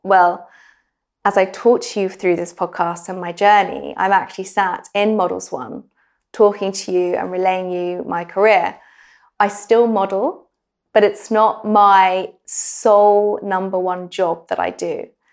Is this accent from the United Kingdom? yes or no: yes; England, United Kingdom; moved away as an adult; also born or lived in New York; being really English and very British